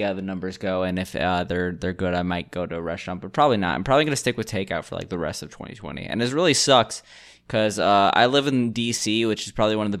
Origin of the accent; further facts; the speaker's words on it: Gambia; I'm from the Gambia